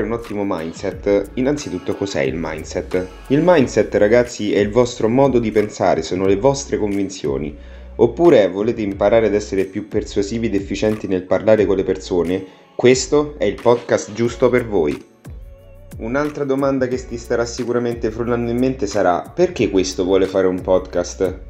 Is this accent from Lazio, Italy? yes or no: yes; Viterbo, Lazio, Italy; vengo da Viterbo, vicino a Roma